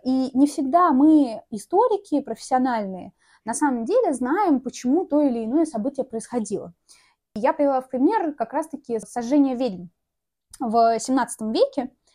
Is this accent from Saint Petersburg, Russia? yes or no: no; Tatarstan, Russia; я из Татарстана